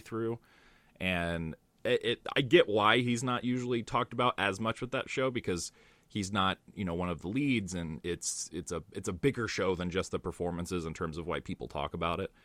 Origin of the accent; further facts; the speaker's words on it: United States; I'm American.